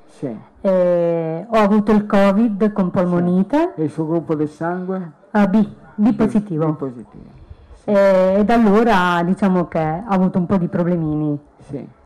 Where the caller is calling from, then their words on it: Montecchio Emilia, Emilia-Romagna, Italy; Allora, io sono un gruppo B, sì. vengo da Montecchio Emilia.